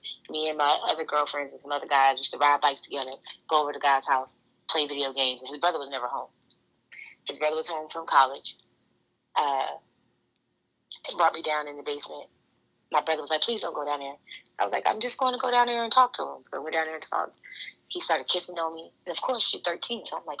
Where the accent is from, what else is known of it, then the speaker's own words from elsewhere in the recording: South Carolina, United States; also born or lived in Maryland; We're from South Carolina. We're from Maryland. You know, strong military background, strong Southern background.